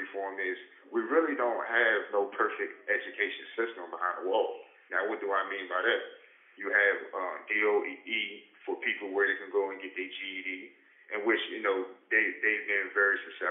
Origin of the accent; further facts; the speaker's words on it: Landover, Maryland, United States; I'm from Maryland, you know, Landover, Killand